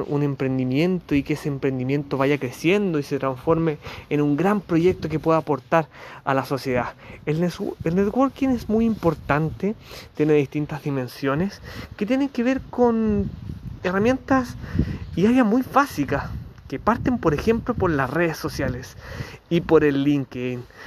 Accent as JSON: {"language": "Spanish", "country": "Chile", "said": "periodista de Chile"}